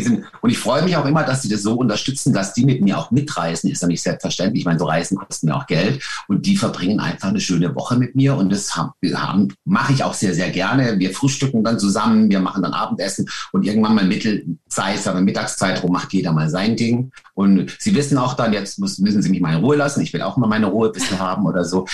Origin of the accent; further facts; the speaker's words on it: Lörrach, Baden-Württemberg, Germany; also born or lived in Weil am Rhein; now in Kandern, Germany; ich bin ja von Lörr in Lörrach geboren